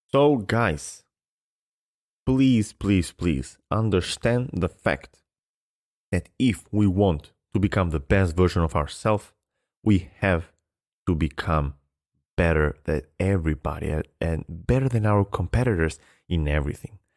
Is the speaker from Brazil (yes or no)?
no; Albania; I come from Albania in a place where tennis has never been big